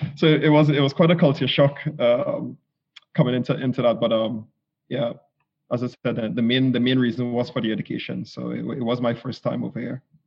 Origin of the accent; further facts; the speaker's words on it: Trinidad & Tobago; moved away; I am actually from from the Caribbean islands, so I'm I'm from the most southerly part of the Caribbean, a twin island, as they call it, States called um, Trinidad and Tobago